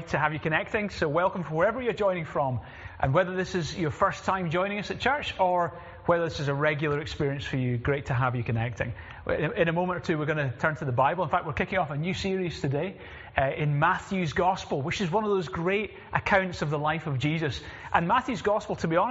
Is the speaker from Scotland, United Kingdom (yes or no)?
yes; Glasgow, Scotland, United Kingdom; moved away; I'm originally from Glasgow